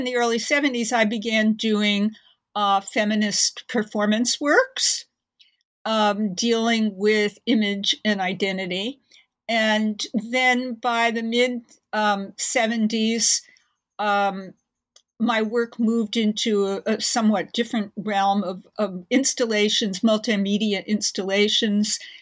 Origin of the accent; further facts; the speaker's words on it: New York, United States; I grew up in Manhattan in New York